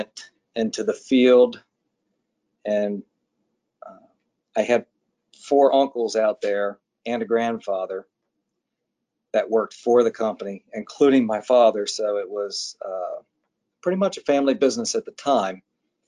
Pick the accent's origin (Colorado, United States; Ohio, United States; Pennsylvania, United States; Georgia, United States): Ohio, United States; Cincinnati; also born or lived in Annapolis, Maryland; I grew up in Cincinnati, which is where I presently live. So I've been here my whole life.